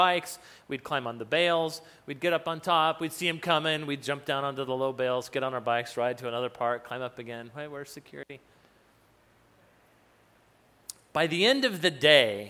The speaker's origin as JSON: {"language": "English", "region": "New Mexico", "country": "United States", "tie": "born or raised there", "said": "I grew up in New Mexico"}